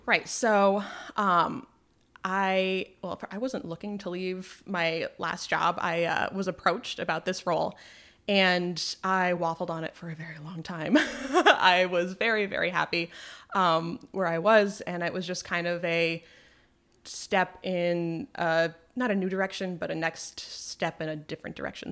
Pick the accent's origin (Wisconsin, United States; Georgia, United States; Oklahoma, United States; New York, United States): New York, United States; Malone; moved away as an adult; now in Plattsburgh, United States; I grew up in Malone, just outside of Malone, New York